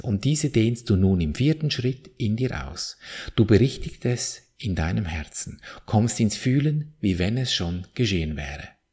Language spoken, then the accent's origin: German; Switzerland; bei uns in der Schweiz